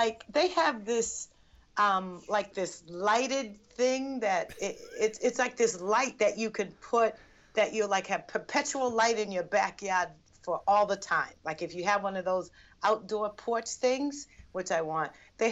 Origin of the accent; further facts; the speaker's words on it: Boston, Massachusetts, United States; I'm Bostonian, but my family's from Barbados